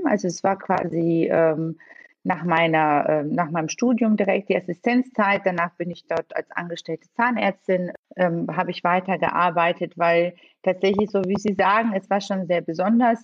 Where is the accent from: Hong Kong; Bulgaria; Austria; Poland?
Bulgaria; also born or lived in Italy / Bonn, Germany; now in Düsseldorf, Germany; Ich bin gebürtig äh, in Bulgarien geboren und bin auch dort aufgewachsen